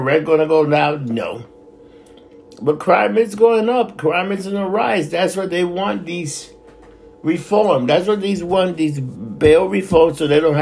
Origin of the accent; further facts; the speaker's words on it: New York City, New York, United States; I was born and raised in New York City